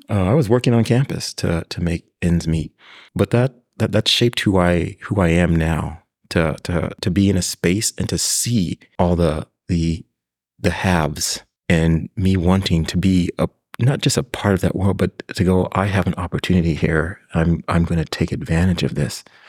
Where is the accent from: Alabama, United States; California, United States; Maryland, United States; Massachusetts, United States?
California, United States; Pasadena; third, fourth generation from Pasadena, California, and came through public schools. So, through Longfellow Elementary, Washington Middle School, John Muir High School